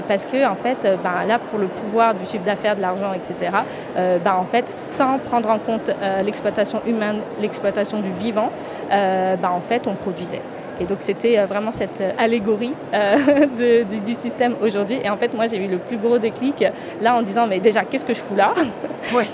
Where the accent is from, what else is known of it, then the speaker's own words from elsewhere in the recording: France; je suis franco-indienne, je suis née en France et mes racines sont en Inde